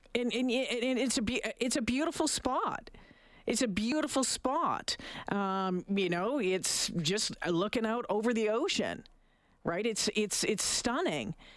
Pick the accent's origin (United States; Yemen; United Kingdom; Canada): Canada; as Canadians